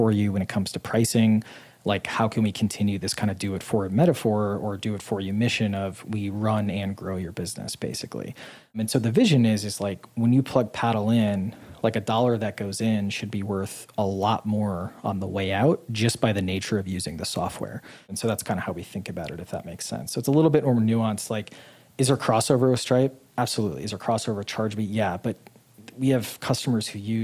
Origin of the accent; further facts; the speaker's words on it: Midwest, United States; moved away as an adult; also born or lived in Boston / Utah; now in Puerto Rico; Being a Midwesterner who grew up poor